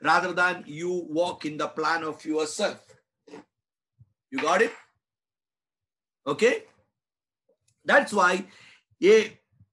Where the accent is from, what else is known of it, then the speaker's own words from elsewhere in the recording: India; I'm an Indian. I'm an Indian pastor